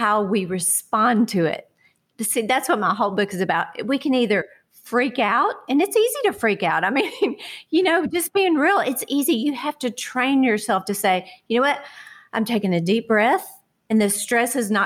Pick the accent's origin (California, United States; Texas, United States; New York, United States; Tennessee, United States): Texas, United States; Houston; I grew up in Houston, Texas with my family there